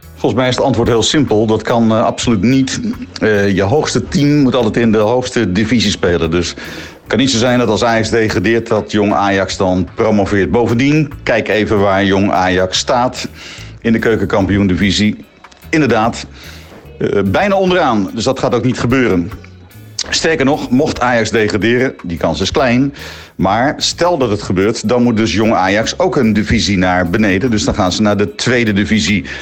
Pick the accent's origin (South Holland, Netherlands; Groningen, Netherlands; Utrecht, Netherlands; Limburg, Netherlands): Utrecht, Netherlands; now in Amsterdam, Netherlands; ik kom uit Utrecht